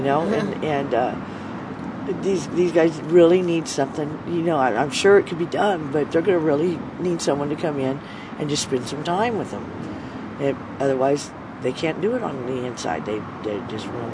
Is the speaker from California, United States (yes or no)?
yes; Bakersfield, California, United States; now in San Francisco, United States; I grew up in Bakersfield, California